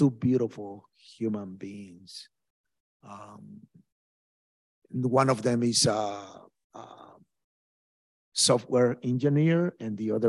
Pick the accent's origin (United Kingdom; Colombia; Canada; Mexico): Mexico; now in Brooklyn, United States; harassments by the cartels in my home country in Mexico.